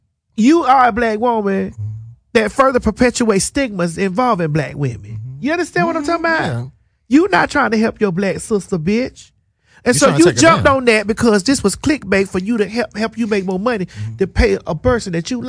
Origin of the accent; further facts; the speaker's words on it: Florida, United States; I'm from Florida. We whoop bitches ass and go about our motherfucking business.